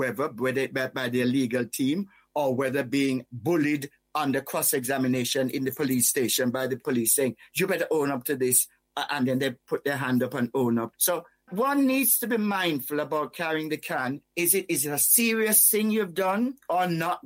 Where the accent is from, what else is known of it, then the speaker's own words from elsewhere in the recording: Whitehall, Saint Thomas, Jamaica; moved away; also born or lived in United Kingdom; when I was growing up in Whitehall, St. Thomas, Jamaica, although I'm British born, I grew up in the Caribbean